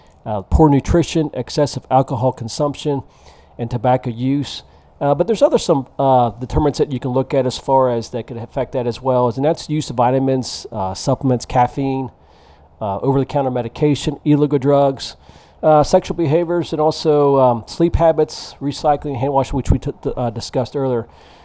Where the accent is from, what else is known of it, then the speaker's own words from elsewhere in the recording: Vienna, West Virginia, United States; moved away as an adult; also born or lived in Dallas, Texas; I'm from West Virginia, you're from West Virginia. West Virginia is a great state to live.